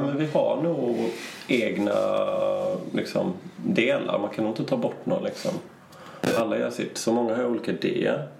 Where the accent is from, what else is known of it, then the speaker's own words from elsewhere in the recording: Sweden; vi var där från Sverige